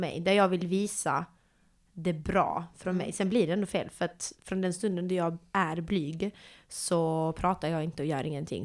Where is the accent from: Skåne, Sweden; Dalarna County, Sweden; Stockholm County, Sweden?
Skåne, Sweden; Malmö; jag är eh, född och uppvuxen i Malmö